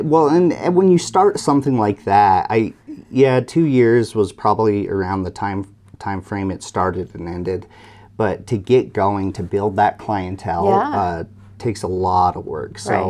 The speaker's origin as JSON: {"language": "English", "region": "Idaho", "country": "United States", "tie": "born or raised there", "said": "So I grew up in Snake River."}